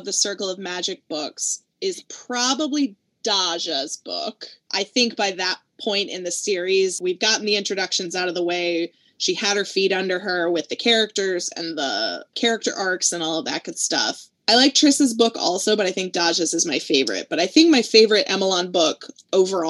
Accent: North Carolina, United States; I'm from the South. I'm from North Carolina.

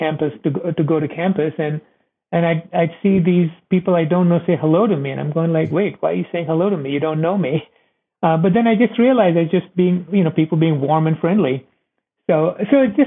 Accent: India; moved away as an adult; also born or lived in Iowa, United States; now in United States; I was born and raised in India.

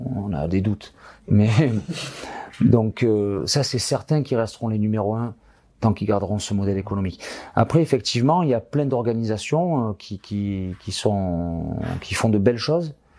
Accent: France; ici, chez nous, en France

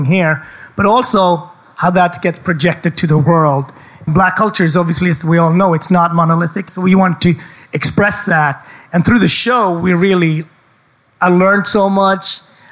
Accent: Gothenburg, Västra Götaland, Sweden; born or raised there; accent: a little bit of Gothenburg dialect

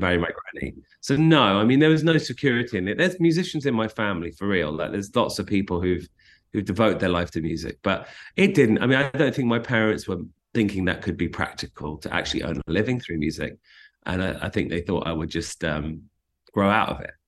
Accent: London, United Kingdom; moved away as an adult; also born or lived in South Africa; now in Los Angeles, United States; growing up in London

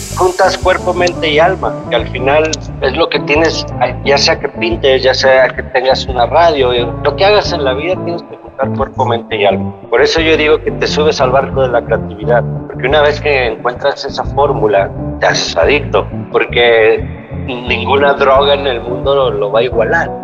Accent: Guadalajara, Jalisco, Mexico; moved away as an adult; also born or lived in California

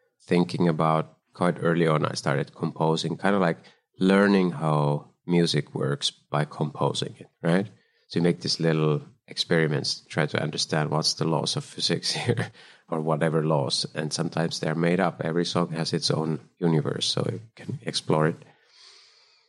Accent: Kuopio, North Savo, Finland; moved away as an adult; also born or lived in Helsinki, Finland / Copenhagen, Denmark / Germany; now in United States; I was born in Finland in the middle, a place called Kuopio. Then I lived in Helsinki. And when I was 20, I moved to Copenhagen

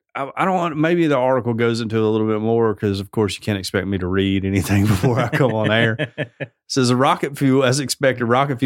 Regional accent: Alabama, United States; I'm from Alabama.

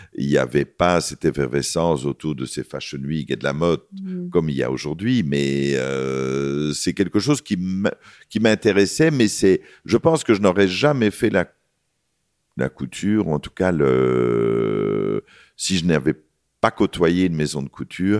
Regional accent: Belgium; pour nous, en tant que Belges

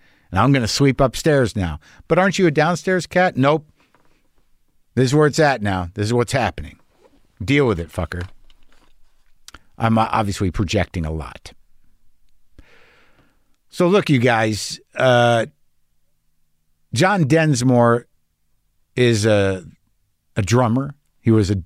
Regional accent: Albuquerque, New Mexico, United States; moved away; also born or lived in New Jersey; I was born in Jersey, but I mostly grew up in Albuquerque.

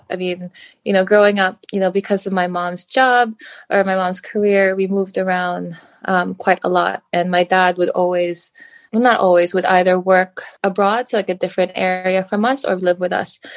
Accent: United States; born there; now in United Kingdom; I was born in the US, but we moved around a lot growing up as a kid. I've lived in a few different places, but because my family is Filipino

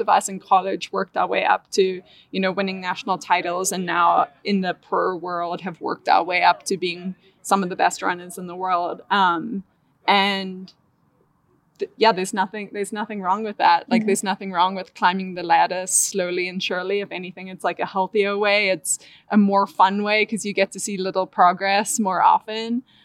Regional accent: Cape Town, Western Cape, South Africa; moved away as an adult; also born or lived in Arkansas, United States; now in Boulder, United States; born and raised in Cape Town, South Africa, got a scholarship to run at the University of Arkansas.

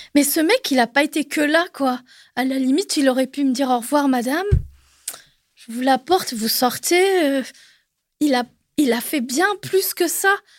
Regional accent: Normandy, France; moved away as an adult; also born or lived in Paris region; moi d'origine je suis normande, enfin de la Normandie.

